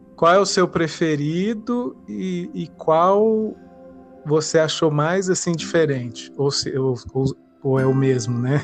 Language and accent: Portuguese; Brasília, Federal District, Brazil; also born or lived in Goiânia; eu nasci em Goiânia, mas me criei em Brasília